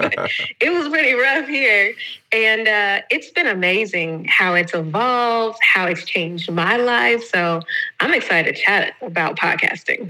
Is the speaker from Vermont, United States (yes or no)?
no; Atlanta, Georgia, United States; moved away as an adult; now in Valencia, Spain; I am originally from Atlanta, but I currently reside in Valencia, Spain. I've been in Spain for the past six years